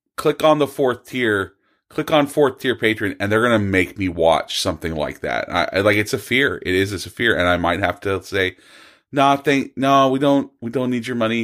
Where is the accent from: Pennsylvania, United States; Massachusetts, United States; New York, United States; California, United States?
California, United States; Bakersfield; I am also from Bakersfield.